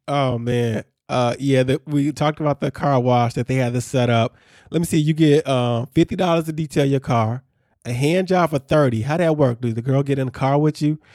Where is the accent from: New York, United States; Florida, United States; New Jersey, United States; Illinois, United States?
Illinois, United States; Chicago suburbs; a kid growing up in Chicago suburbs